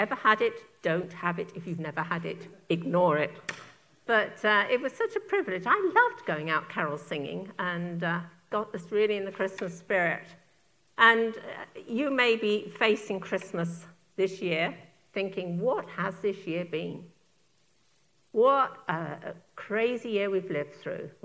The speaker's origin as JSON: {"language": "English", "town": "Turner's Hill", "region": "South East England", "country": "United Kingdom", "tie": "born or raised there", "said": "the village I was raised in England, little village called Turner's Hill"}